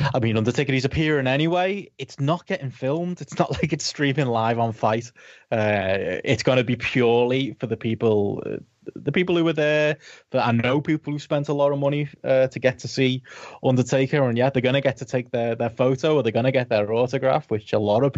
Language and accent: English; Liverpool, North West England, United Kingdom; my hometown